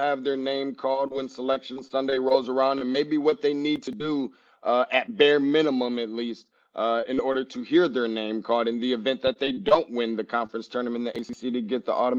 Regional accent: East Lansing, Michigan, United States; So I am a Sparty, diehard Sparty, born and raised in East Lansing, Michigan.

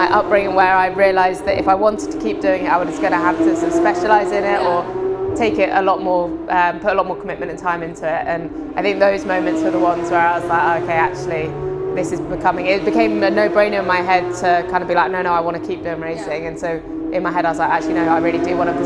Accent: Isle of Man; moved away; I grew up on the Isle of Man, which is a small island in between England and Ireland

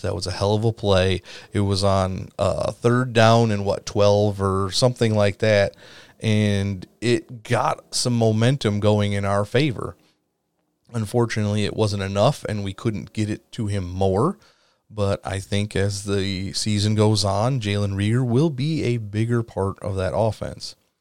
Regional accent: Wisconsin, United States; I am from Wisconsin, born and raised

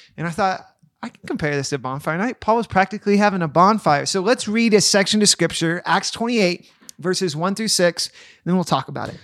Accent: Roaring Fork Valley, Colorado, United States; now in Newcastle, United States; I grew up in the Rolling Fork Valley, and then when I moved, when I was twenty

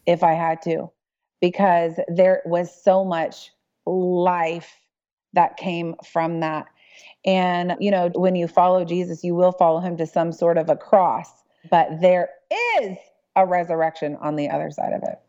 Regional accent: Dallas, Texas, United States; I'm from Dallas

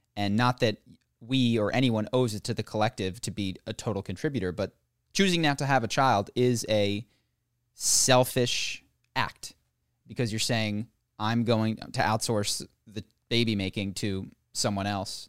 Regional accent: United States; as an American

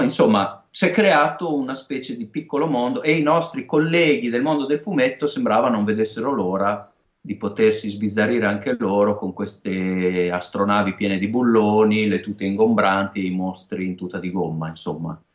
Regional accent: Emilia-Romagna, Italy; accent: Romagnolo; siamo romagnoli, si sentirà anche, credo, da, da, da, dalla S e dalla

